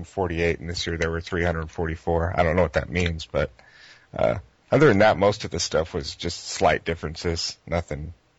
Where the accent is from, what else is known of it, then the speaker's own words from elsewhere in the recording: Colorado, United States; now in Texas, United States; I am originally from Colorado, but I'm in Texas now.